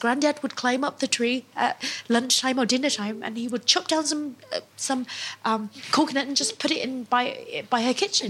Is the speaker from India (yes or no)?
no; Mekong Delta, Vietnam; now in London, United Kingdom; we're from the Mekong Delta, which means everything is a bit sweeter